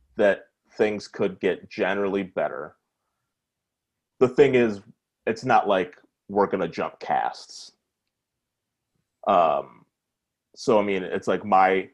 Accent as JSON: {"language": "English", "region": "Minnesota", "country": "United States", "said": "I'm from Minnesota"}